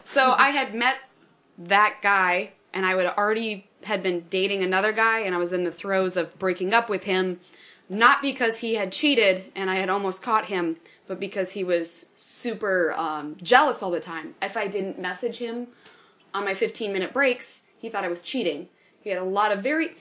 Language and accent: English; Northwest Wisconsin, United States; I'm from Northwest Wisconsin, where the town sizes are smaller